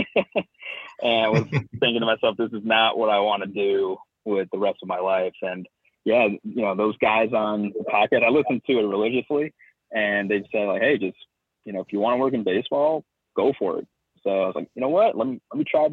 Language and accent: English; Southern California, United States; I grew up in Southern California